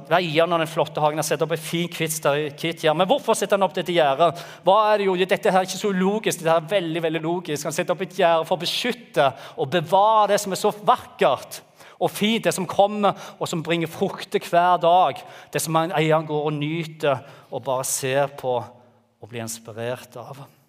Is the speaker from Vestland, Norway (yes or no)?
no; Jæren, Rogaland, Norway; moved away as an adult; Vi kommer fra Jæren og flytta ned her for åtte år siden